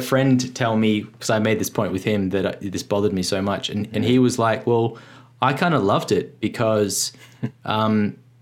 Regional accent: Australia; as an Australian

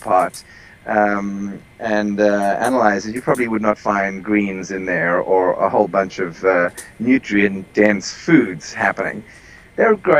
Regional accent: South Africa; moved away; I am originally from South Africa

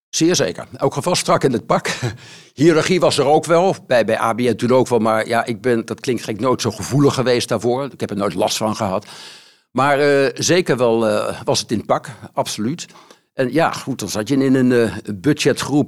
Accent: The Hague, South Holland, Netherlands; geboren in Den Haag.

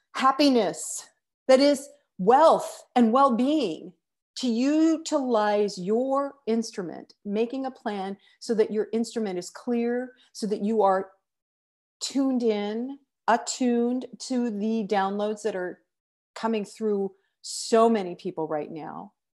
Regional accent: United States; I'm an American

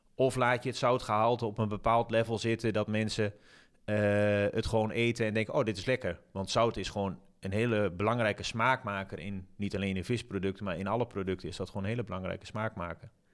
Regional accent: Zwolle, Overijssel, Netherlands; ik kom zelf uit Zwolle

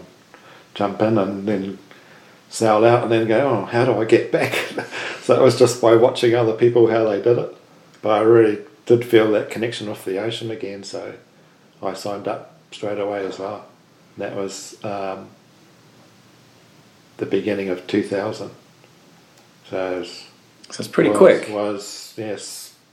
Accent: Invercargill, Southland, New Zealand; we grew up in Invercargill

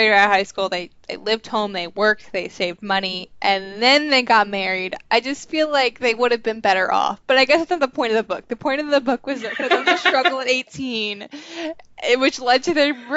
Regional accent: Long Island, New York, United States; also born or lived in Mississippi; I grew up on Long Island, New York, but I grew up in a relatively small town

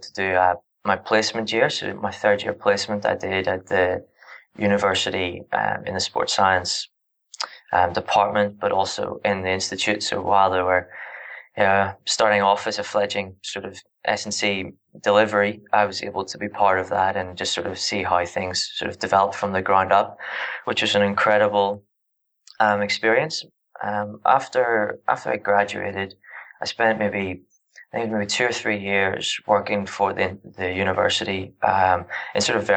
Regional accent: Northern Ireland, United Kingdom; moved away as an adult; now in Australia; I'm from Northern Ireland originally. I'm in Australia at the moment

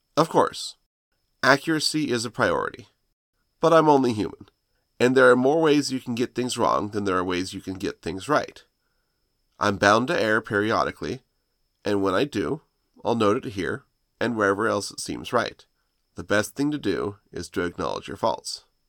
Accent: United States; I'm an American

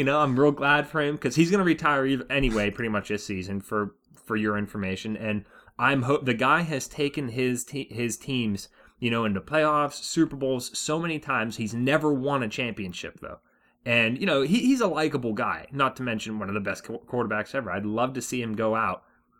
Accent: Pittsburgh, Pennsylvania, United States; born there; I was born in Pittsburgh, but what do I have to do with that team?

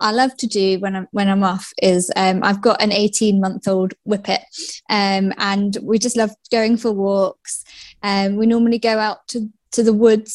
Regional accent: Essex, East of England, United Kingdom; moved away as an adult; also born or lived in Nottinghamshire; I'm from Essex, and that's where I grew up until I was 18 and went to uni.

